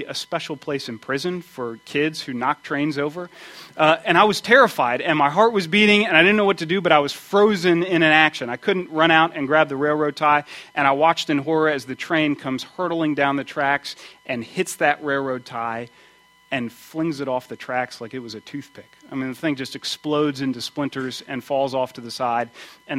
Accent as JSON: {"language": "English", "country": "United States", "tie": "born or raised there", "said": "I grew up outside of Washington, D.C., near the railroad tracks."}